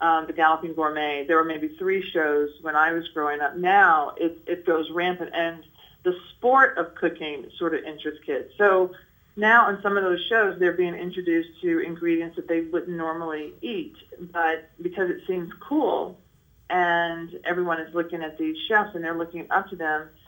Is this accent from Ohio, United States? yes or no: no; Nashville, Tennessee, United States; I'm from Nashville, Tennessee, and so I grew up having a lot of what people deem as, you know, Southern food